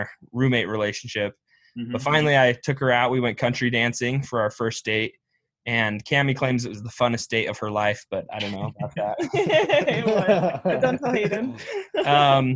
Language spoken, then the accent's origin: English; Pleasant Grove, Utah, United States; now in Lehi, United States; I'm from Pleasant Grove, Utah, actually. It's just a kind of suburb town of Provo. Loved growing up there